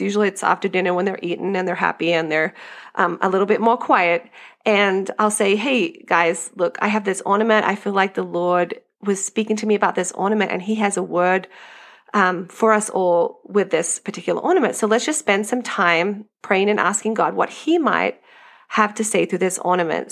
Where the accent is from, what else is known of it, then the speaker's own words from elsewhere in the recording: Australia; moved away as an adult; now in United States; I grew up in Australia